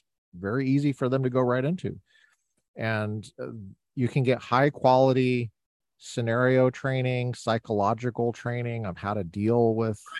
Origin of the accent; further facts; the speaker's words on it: near Chatfield High School, Colorado, United States; I grew up near Chatfield High School. I was a Chatfield Charger when I was a kid